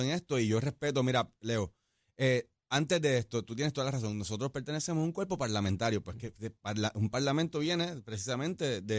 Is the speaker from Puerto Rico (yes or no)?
yes; Aguada, Puerto Rico; Yo soy de Aguada, orgulloso de ser aguadeño, eh, del oeste, y con eso lo llevo por toda la isla.